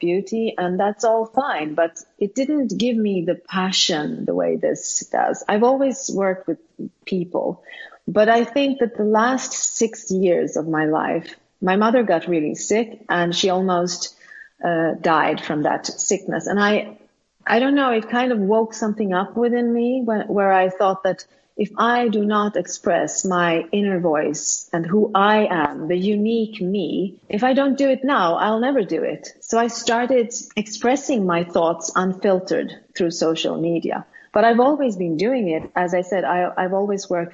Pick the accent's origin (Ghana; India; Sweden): Sweden; English is a second language; I am born and raised in Sweden, and I've been living here all my life